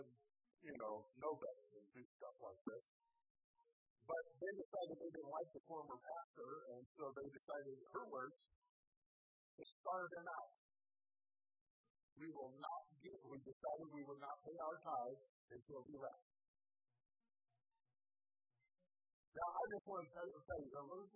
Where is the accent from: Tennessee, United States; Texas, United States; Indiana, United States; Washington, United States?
Indiana, United States; I grew up in Indiana singing a little song that went like this